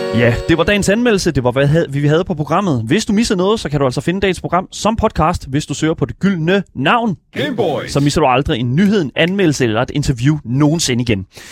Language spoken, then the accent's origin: Danish; Horsens, Central Denmark Region, Denmark; jeg er selv fra Horsens